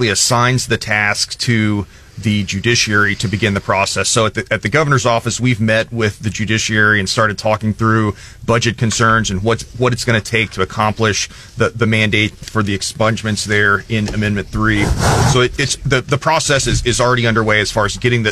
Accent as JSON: {"language": "English", "region": "Missouri", "country": "United States", "tie": "born or raised there", "said": "I grew up here in Mid-Missouri and attended school here in Mid-Missouri"}